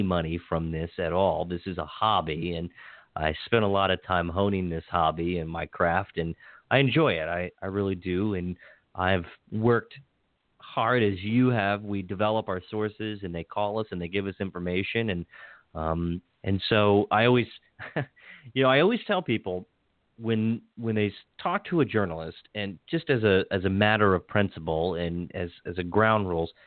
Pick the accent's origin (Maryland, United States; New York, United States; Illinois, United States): Maryland, United States; Hagerstown; moved away; I got a good friend down at Herald Mail in Hagerstown, C.J. Lovelace, and that was my hometown newspaper